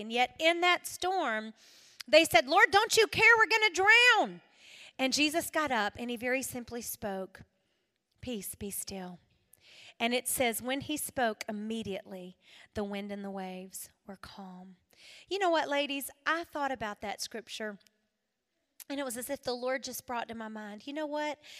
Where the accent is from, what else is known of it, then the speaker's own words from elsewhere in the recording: South Carolina, United States; I'm from South Carolina